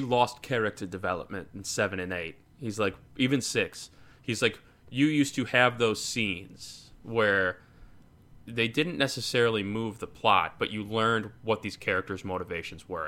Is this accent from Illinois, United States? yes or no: yes; Chicago, Illinois, United States; I was from Chicago